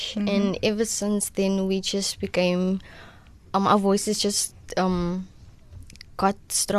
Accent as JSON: {"language": "English", "town": "Gqeberha", "region": "Eastern Cape", "country": "South Africa", "also_born_or_lived": "Gelvandale, Gqeberha", "said": "I'm also from Acadia. Recently moved to Gavendale."}